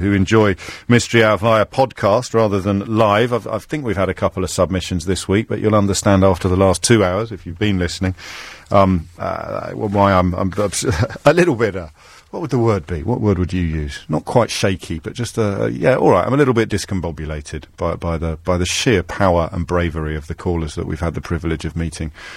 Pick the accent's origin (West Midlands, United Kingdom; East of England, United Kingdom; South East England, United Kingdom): West Midlands, United Kingdom; Kidderminster; I grew up in Kidderminster